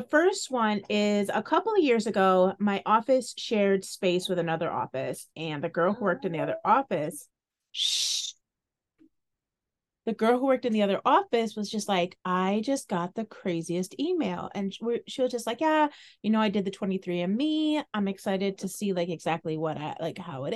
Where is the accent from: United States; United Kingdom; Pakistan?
United States; Midwest; I am a Midwestern bitch